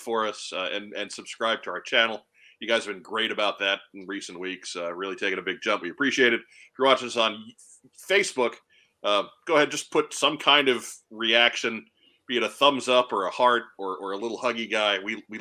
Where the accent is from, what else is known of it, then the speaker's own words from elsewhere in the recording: United States; As an American